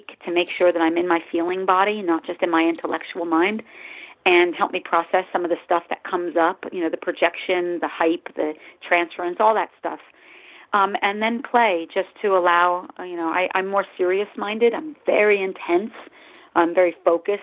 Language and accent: English; New Jersey, United States; now in Los Angeles, United States; I'm actually from Jersey, but I live in Los Angeles the last 24 years or so.